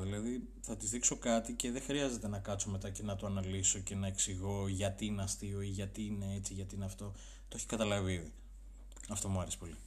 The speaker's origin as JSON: {"language": "Greek", "town": "Arta", "region": "Epirus", "country": "Greece", "said": "Εγώ είμαι από την Άρτα, είμαι υπηρώτης, βλάχος"}